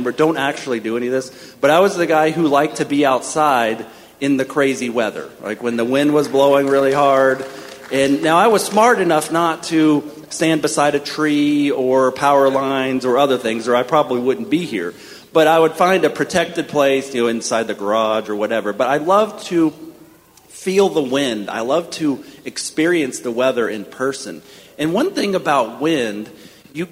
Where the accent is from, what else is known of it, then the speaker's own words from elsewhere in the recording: Florida panhandle, United States; moved away as an adult; also born or lived in Washington, D.C.; now in Kentucky, United States; I grew up in Florida, in the panhandle